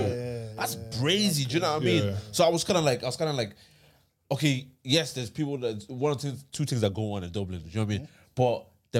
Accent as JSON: {"language": "English", "country": "Thailand", "said": "We're here, right? And we're from Thailand."}